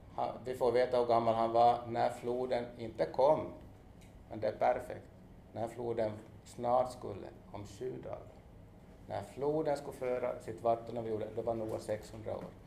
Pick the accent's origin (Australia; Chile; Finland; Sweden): Finland; Jeppo, Ostrobothnia; moved away; also born or lived in Hanko, Finland; jag är ju född i Jebo, men jag har- jag har levt också två år i Hangö